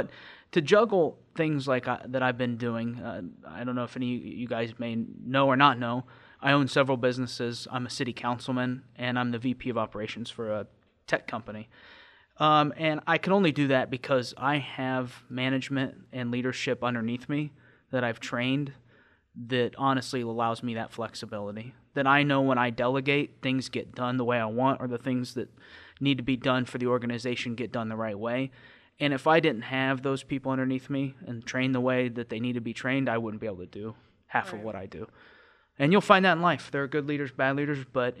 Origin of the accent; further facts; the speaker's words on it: Tipton, United States; I'm from Tipton, just a tiny town up the road. I've left after high school to go to college, and immediately after graduating, I joined the military.